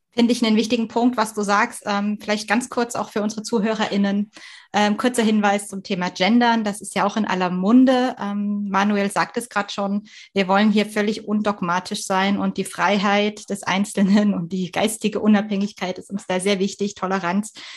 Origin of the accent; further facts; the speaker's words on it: East Germany, Germany; moved away; also born or lived in Swabia; Ich komme aus Ostdeutschland.